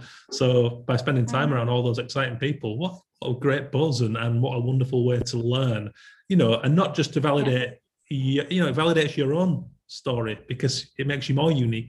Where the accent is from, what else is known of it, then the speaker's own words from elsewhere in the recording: Yorkshire and the Humber, United Kingdom; And actually, me being a Yorkshireman and being in there was awesome